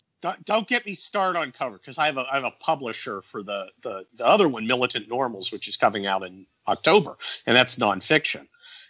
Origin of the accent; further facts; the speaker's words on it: Northern California, United States; also born or lived in Cincinnati, Ohio; I was born in Ohio, and then I moved to Northern California at like age six.